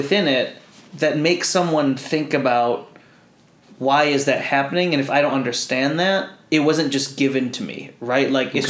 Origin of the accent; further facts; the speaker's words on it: United States; first language Tagalog; So I was born and raised in the States.